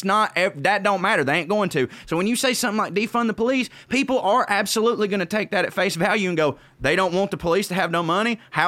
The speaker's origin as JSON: {"language": "English", "region": "the South", "country": "United States", "accent": "Southern", "said": "because woe is me, little southern white man or whatever, but like anytime, you know, when people hear my accent"}